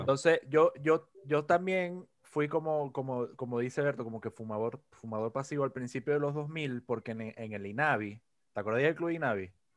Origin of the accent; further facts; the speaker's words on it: Maracaibo, Zulia, Venezuela; yo soy el que desde más temprana edad tuvo contacto con, la escena local allá en Maracaibo, eh, yendo a toques, porque como yo me crié en la Trinidad